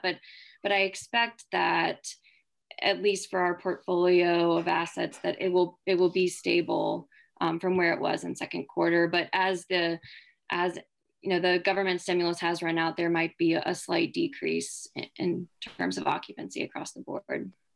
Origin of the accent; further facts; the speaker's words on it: Charleston, South Carolina, United States; moved away as an adult; also born or lived in Georgia / Washington, D.C.; now in Chapel Hill, United States; I'm originally from Charleston, South Carolina